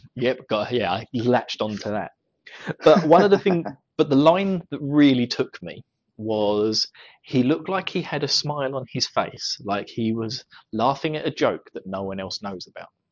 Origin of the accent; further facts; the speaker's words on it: United Kingdom; accent: British; my British accent